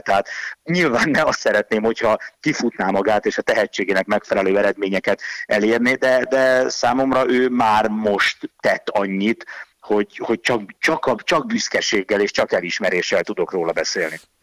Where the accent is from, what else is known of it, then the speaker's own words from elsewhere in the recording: Hungary; franciai, meg magyar vagyok